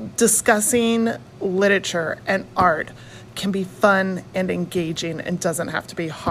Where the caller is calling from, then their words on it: Los Angeles, California, United States; from Los Angeles